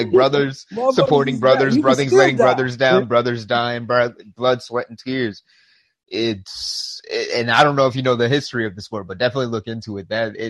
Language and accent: English; the North, United States; I grew up in the North